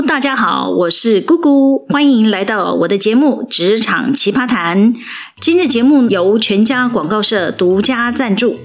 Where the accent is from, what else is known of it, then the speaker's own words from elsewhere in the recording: Taiwan; 我们台湾人